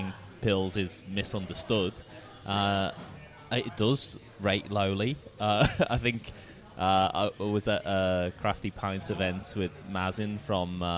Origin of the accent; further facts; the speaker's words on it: Liverpool, North West England, United Kingdom; my hometown, Liverpool